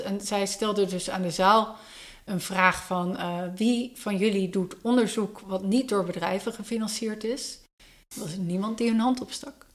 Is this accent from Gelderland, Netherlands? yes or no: no; Enschede, Overijssel, Netherlands; ik kom zelf uit Enschede